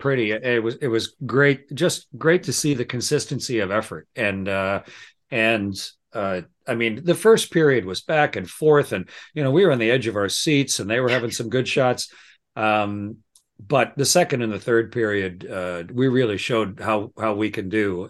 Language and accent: English; Southern Ontario, Canada; moved away as an adult; also born or lived in South Texas / Moscow; Raised, born and raised in Southern Ontario